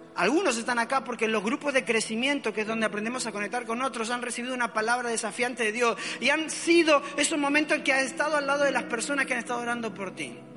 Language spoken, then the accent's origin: Spanish; Argentina; also born or lived in Mexico; now in Valencia, Spain; soy argentino, ¿ok? Pero viví muchos años en México y ahí me formé